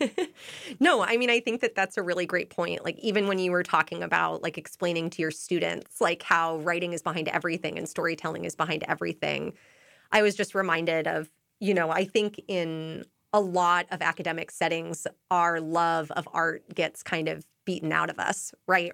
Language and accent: English; Portland, Oregon, United States; moved away as an adult; now in Boston, United States; I'm actually from Portland, Oregon